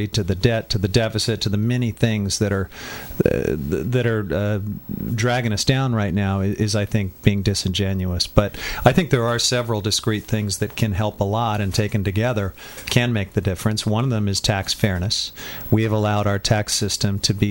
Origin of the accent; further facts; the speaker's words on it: Midwest, United States; moved away; I grew up in the Midwest